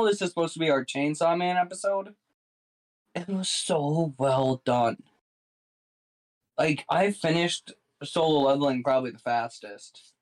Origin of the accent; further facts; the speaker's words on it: United States; As an American